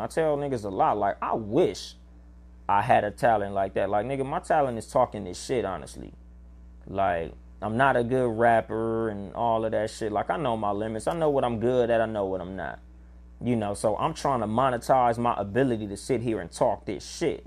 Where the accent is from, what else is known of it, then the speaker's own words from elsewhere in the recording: California, United States; I'm from California